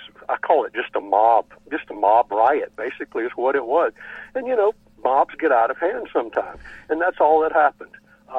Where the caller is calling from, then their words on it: West Virginia, United States; I'm calling from West Virginia.